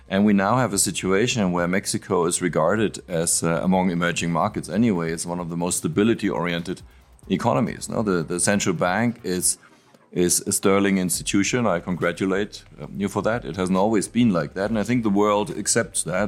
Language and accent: English; Frankfurt, Hesse, Germany; I'm from Frankfurt and and and and what we have is a local speciality which is apple wine.